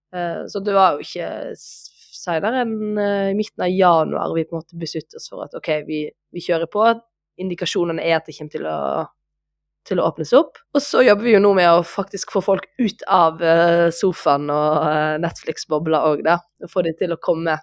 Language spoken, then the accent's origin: Norwegian; Voss, Vestland, Norway; jeg er jo vossing